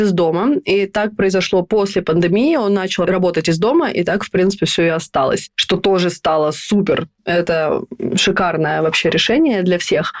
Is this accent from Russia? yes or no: no; Estonia; moved away as an adult; now in Stockholm, Sweden; Я родилась и выросла в Эстонии, и последние 14 лет живу в Стокгольме.